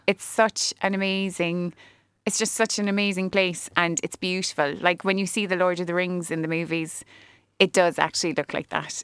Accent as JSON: {"language": "English", "town": "Cobh", "region": "Munster", "country": "Ireland", "tie": "born or raised there", "also_born_or_lived": "Cork", "said": "I am from Cove. I can't say born and bred technically 'cause I was born in Earnville and that's in the city"}